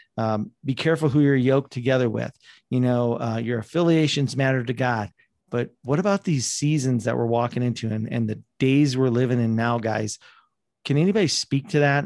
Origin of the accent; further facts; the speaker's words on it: South Dakota, United States; I grew up in South Dakota